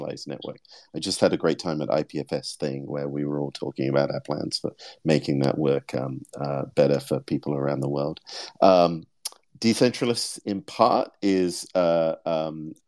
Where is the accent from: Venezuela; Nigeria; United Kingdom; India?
United Kingdom; I'm British